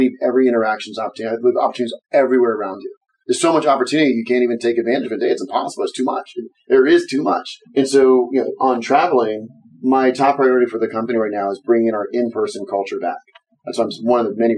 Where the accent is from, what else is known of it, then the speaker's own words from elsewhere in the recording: Berkeley, California, United States; I'm from Berkeley, California